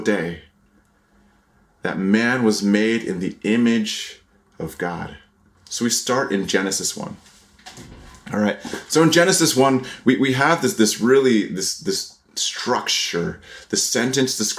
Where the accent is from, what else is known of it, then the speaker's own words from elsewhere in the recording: Connecticut, United States; also born or lived in Taiwan; I grew up in Connecticut